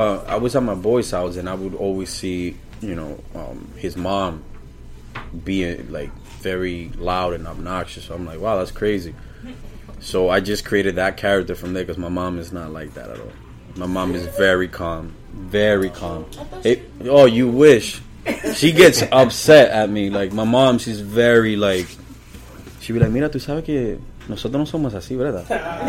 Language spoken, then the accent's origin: English; New England, United States; That's New England. I'm from New England. New England, you know, it's a few states, so yeah.